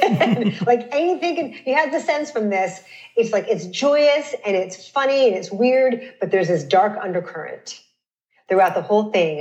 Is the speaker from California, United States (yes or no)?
yes; Los Angeles, California, United States; I grew up in Woodland Hills, which is in the far, far west part of the Valley.